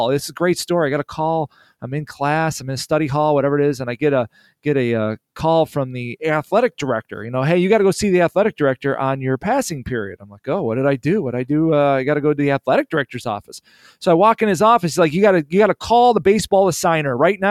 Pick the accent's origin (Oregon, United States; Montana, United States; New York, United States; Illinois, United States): Illinois, United States; I'm from Illinois